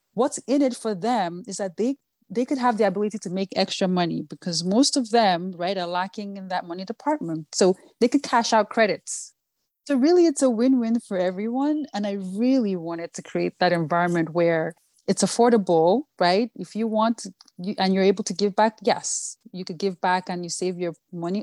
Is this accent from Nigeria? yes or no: yes; Nigeria; first language Yoruba; English is a second language; moved away as an adult; also born or lived in New York, United States / Washington, D.C., United States; now in United States; growing up in Nigeria